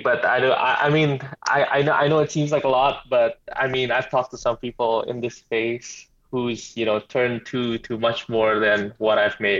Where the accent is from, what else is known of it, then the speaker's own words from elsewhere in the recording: Indonesia; English is a second language; also born or lived in United States; Yeah, so I'm from Indonesia, but I studied in the States for 4 years, which is why I can speak English and all that. But I'm from Indonesia, so it's 1:15 a.m. here.